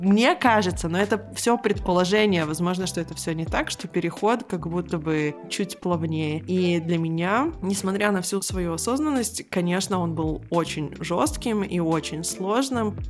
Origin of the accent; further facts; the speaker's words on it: Israel; moved away; Я выросла в Израиле